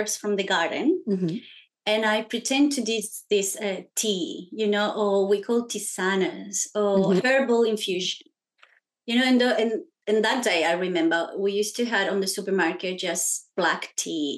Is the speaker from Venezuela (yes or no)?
no; Chile; now in Australia; So I'm Chilean, so that means I was born in Chile. And I grew up in a family with a lot of women entrepreneurs